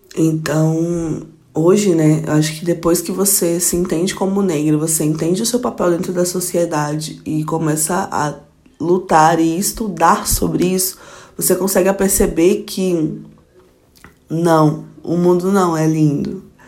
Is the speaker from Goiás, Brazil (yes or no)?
yes; Goiânia, Goiás, Brazil; moved away as an adult; now in Brasília, Brazil; sou goiana, nascida de Goiânia mesmo, goianiense pé rachado, que moro em Brasília há 5 anos